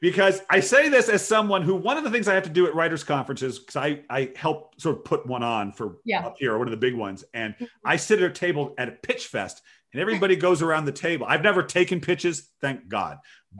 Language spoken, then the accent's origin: English; Rhode Island, United States; it was not like growing up in Rhode Island where I grew up, for instance.